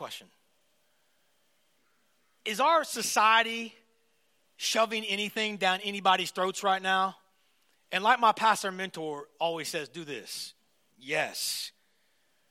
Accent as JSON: {"language": "English", "country": "United States", "moved": "as an adult", "lives_now": "Toronto, Canada", "said": "I'm American"}